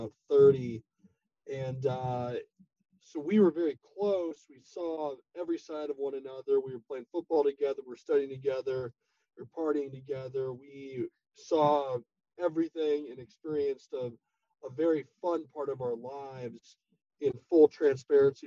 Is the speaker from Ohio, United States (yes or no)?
no; Houston, Texas, United States; I grew up in Houston, Texas